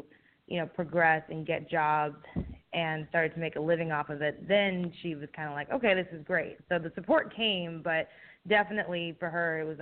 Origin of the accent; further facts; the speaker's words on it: South Carolina, United States; moved away as an adult; I'm from South Carolina